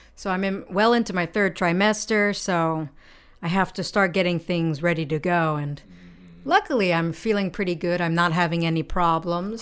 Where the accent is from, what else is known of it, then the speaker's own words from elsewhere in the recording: United States; now in Japan; I'm American